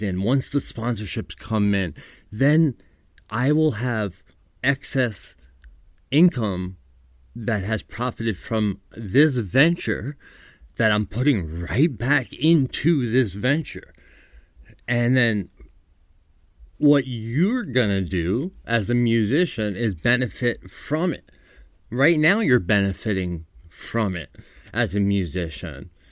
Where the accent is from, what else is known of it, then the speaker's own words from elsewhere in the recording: New York, United States; I'm from New York